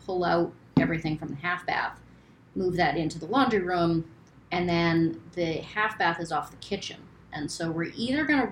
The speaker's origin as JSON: {"language": "English", "town": "Turner", "region": "Maine", "country": "United States", "tie": "born or raised there", "said": "I am from Maine, born and raised. I grew up in Turner."}